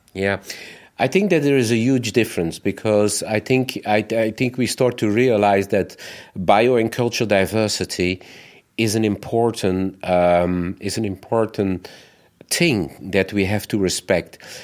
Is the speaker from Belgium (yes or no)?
yes; Belgium; we, as Belgians